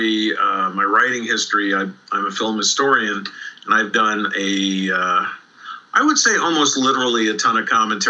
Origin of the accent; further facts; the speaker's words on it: New York City, New York, United States; I grew up in New York City